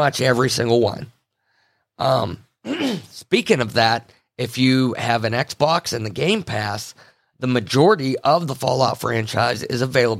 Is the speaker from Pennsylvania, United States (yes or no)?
yes; Pennsylvania, United States; we grew up in the Appalachians, a portion of it in, you know, west central Pennsylvania area.